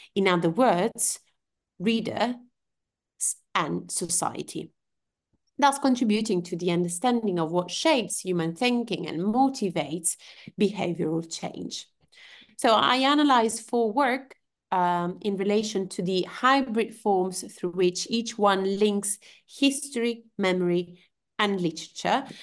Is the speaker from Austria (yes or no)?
no; Genoa, Liguria, Italy; moved away; also born or lived in Turin, Italy / Cambridge, United Kingdom; I am originally from Genoa, uh, a city in the, on the northwest coast of Italy